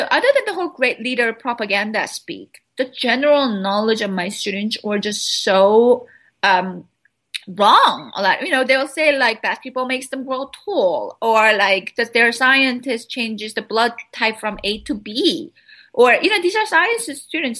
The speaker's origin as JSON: {"language": "English", "country": "South Korea", "tie": "born or raised there", "moved": "yes", "said": "I was raised in South Korea. I mean, I spent my childhood in South Korea."}